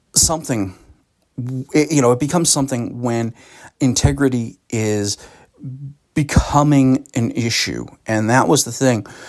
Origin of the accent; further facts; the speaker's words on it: Boston, Massachusetts, United States; also born or lived in West Roxbury; now in Sutton, United States; I grew up, you know, in, in, in the Boston metro region. I was born in Boston